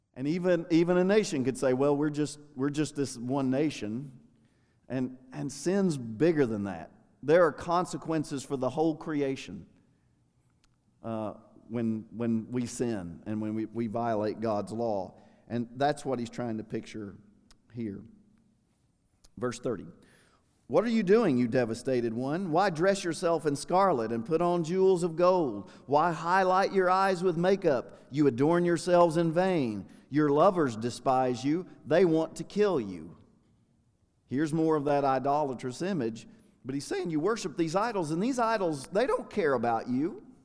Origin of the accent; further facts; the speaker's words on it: United States; I'm an American